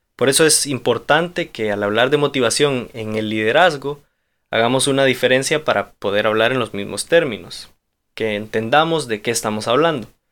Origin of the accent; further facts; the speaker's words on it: Honduras; soy hondureño